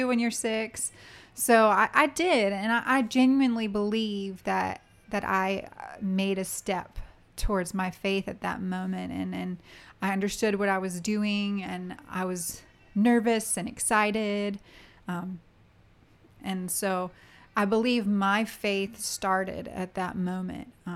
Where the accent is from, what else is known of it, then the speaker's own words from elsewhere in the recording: Richmond, Virginia, United States; I grew up in Richmond, Virginia